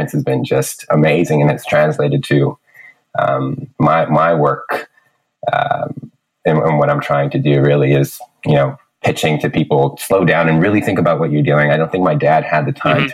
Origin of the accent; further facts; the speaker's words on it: San Francisco, California, United States; moved away as an adult; now in Vancouver, Canada; Childhood is San Francisco, Lakeview. I went to San Francisco Waldorf High School